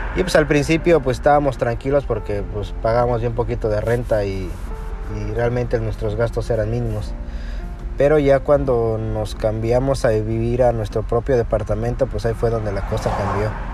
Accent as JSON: {"language": "Spanish", "country": "Mexico", "moved": "as an adult", "lives_now": "United States", "said": "Nosotros somos de México, venimos de México, y nos venimos realmente por el nivel de seguridad que hay allá."}